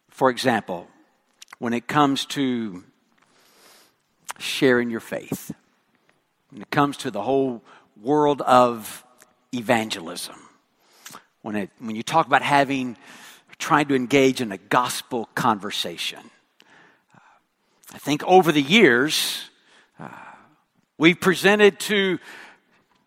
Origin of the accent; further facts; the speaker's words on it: West Texas, United States; accent: West Texan; moved away; I speak West Texan.